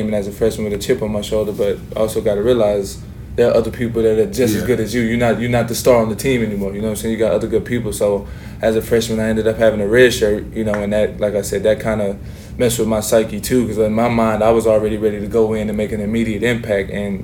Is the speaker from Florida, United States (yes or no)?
no; Texas, United States; moved away as an adult; also born or lived in Utah; growing up in Texas